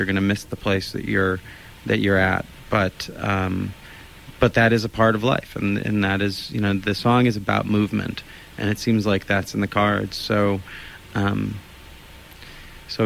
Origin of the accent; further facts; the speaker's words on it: Olympia, Washington, United States; growing up in Olympia. And I did grow up in Olympia